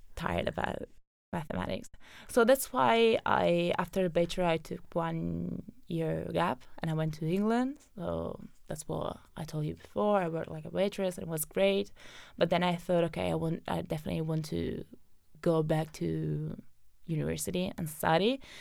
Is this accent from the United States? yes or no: no; Benevento, Campania, Italy; moved away as an adult; also born or lived in Naples / Rome; I come from a valley where there's always fog